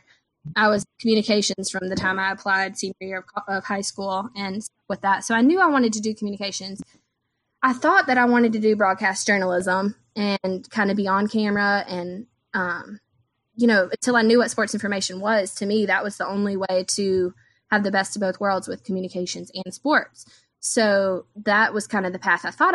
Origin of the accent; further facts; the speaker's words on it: North Augusta, South Carolina, United States; moved away as an adult; also born or lived in Clemson, South Carolina / Louisville, Kentucky; now in Spartanburg, United States; I am from South Carolina. I'm from a little town called North Augusta